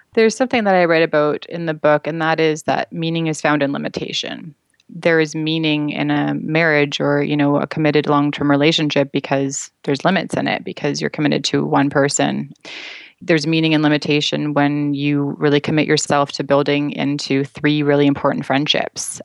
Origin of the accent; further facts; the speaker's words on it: Vancouver, British Columbia, Canada; now in Toronto, Canada; I'm actually from Vancouver. I now live in Toronto